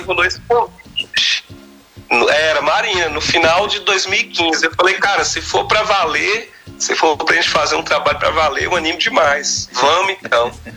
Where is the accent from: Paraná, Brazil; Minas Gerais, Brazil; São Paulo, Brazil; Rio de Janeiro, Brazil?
Minas Gerais, Brazil; Almenara; moved away as an adult; now in Montes Claros, Brazil; eu sou nascido natural de Almenara, Almenara. lá no Baixo Vale do Jequitinhonha, mas sou residente em Montes Claros há muitos anos já